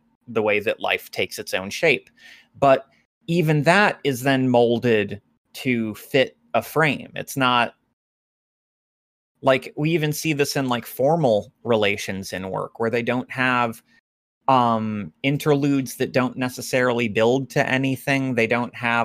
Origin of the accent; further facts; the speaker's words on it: Appalachia, United States; as an Appalachian myself.